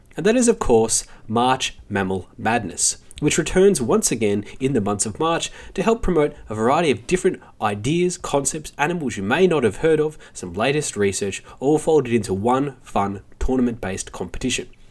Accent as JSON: {"language": "English", "country": "Australia", "said": "as Australian"}